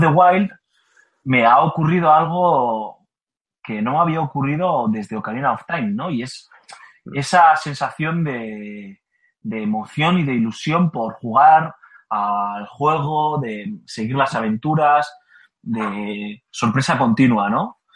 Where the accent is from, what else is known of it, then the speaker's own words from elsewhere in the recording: Basque Country, Spain; yo como buen vasco que soy